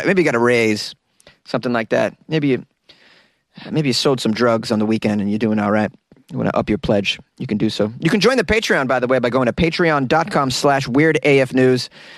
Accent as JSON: {"language": "English", "region": "Florida", "country": "United States", "said": "No, man, I'm from Florida."}